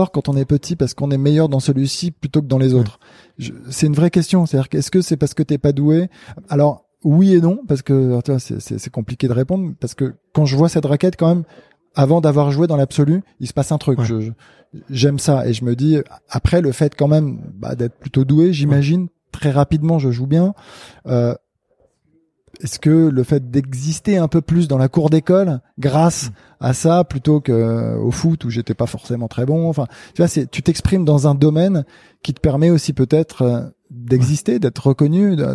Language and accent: French; Casablanca, Casablanca-Settat, Morocco; le club dans lequel j'ai grandi au CAF à Casablanca